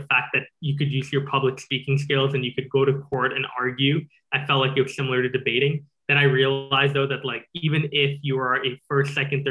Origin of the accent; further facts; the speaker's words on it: Calgary, Alberta, Canada; first language English; also born or lived in Singapore / New York; I grew up in Singapore and Calgary. So those are the two places I mainly spent my childhood. From 0 to 8, I was in Singapore